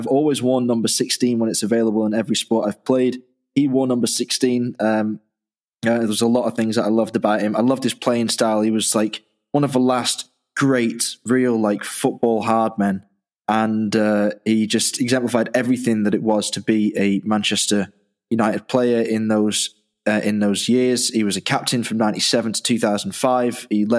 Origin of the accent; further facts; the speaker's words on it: Dublin, Leinster, Ireland; born there; I was born in Dublin, so I've had an Irish passport all my life